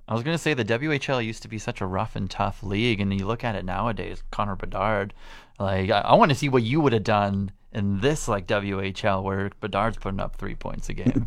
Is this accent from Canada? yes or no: yes; Canada; growing up in Canada